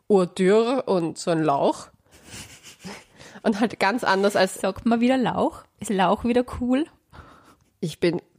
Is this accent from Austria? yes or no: yes; Vienna, Austria; Hier möchte ich erwähnen, dass Leopoldau, glaube ich, in Wien liegt.